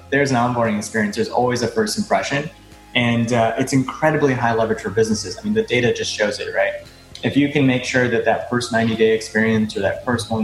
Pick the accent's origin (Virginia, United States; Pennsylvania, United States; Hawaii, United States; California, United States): Hawaii, United States; moved away as an adult; now in Boston, United States; I'm originally from Hawaii, and I've been an island boy all my life. I moved out here to Boston to go to school